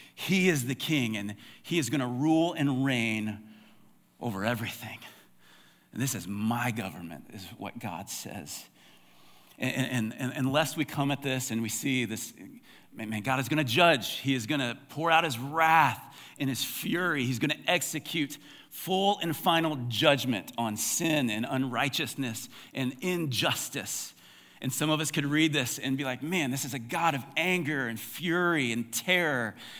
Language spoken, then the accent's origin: English; United States; as American Christians